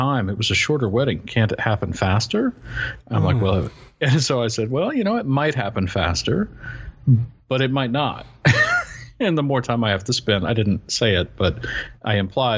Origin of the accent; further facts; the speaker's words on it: rural Western North Carolina, United States; being 45 minutes from my hometown in this rural Western North Carolina